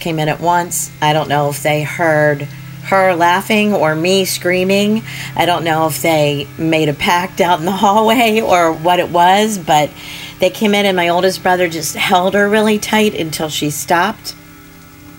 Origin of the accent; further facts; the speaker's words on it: Pittsburgh, Pennsylvania, United States; I'm from Pittsburgh originally, smack in the middle of five kids